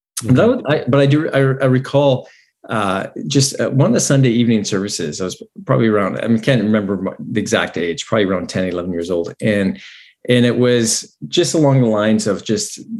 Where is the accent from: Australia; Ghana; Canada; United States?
Canada; Grand Forks, British Columbia; moved away; we both grew up in the same town, and so we know Grand Forks really well